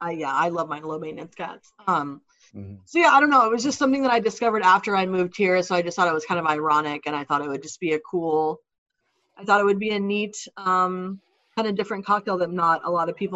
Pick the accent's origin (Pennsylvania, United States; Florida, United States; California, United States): Florida, United States; moved away as an adult; now in Seattle, United States; I am from Florida, like having my spent a lot of time in Key West.